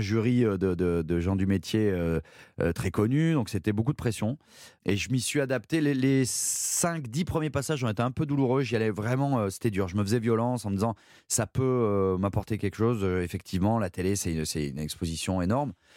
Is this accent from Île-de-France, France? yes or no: no; Saint-Péray, Auvergne-Rhône-Alpes, France; also born or lived in Valence; je suis né à Valence, qui est, la grande ville à côté du Potelin où j'ai grandi, mais j'ai grandi à Saint-Péret, qui est un tout petit village euh, d'Ardèche.